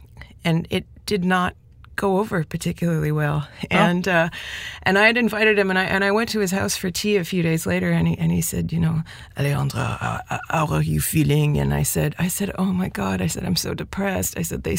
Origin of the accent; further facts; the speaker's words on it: Toronto, Ontario, Canada; first language Spanish; moved away as an adult; also born or lived in Montreal / France / South America; I grew up in Toronto and I was there until I was 29. And then I moved to Montreal 5 years ago to make a record.